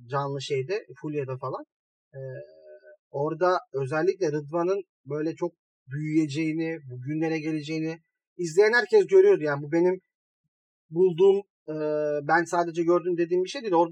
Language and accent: Turkish; Malatya, Turkey; Ya, Malatyalıyım. Ya Malatya'da ters giden çok şey var şu ara.